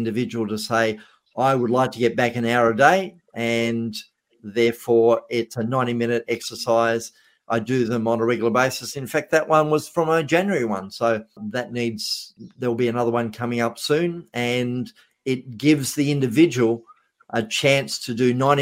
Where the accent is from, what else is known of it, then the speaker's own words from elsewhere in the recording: Australia; I was being an Australian